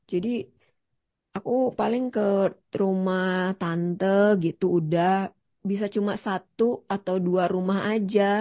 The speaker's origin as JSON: {"language": "Indonesian", "region": "Jakarta", "country": "Indonesia", "tie": "born or raised there", "said": "sebenarnya di Jakarta tuh gue kan lahir dan besar di Jakarta ya"}